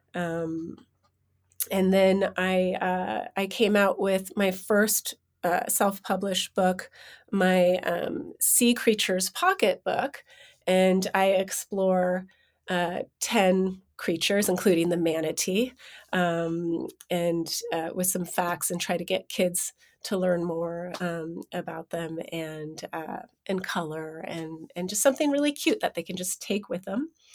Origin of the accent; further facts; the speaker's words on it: San Francisco, California, United States; also born or lived in New York; I was born in San Francisco